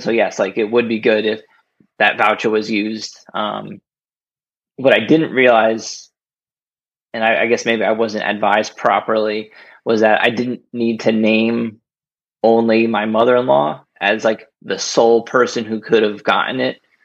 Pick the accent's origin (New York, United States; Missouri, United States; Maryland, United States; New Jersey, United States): New Jersey, United States; Rahway; moved away as an adult; also born or lived in Lyndhurst, New Jersey; now in Bethlehem, United States; I grew up in Rahway